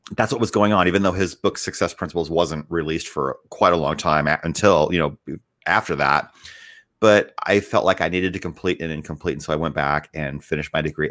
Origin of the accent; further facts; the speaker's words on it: Northwood, Iowa, United States; also born or lived in Decatur, Illinois; I grew up in a little town called Northwood, Iowa